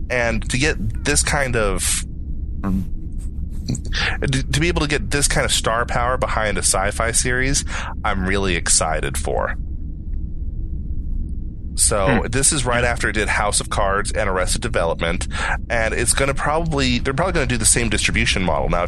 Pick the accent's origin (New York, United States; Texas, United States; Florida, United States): Texas, United States; Um, uh, I'm from Texas.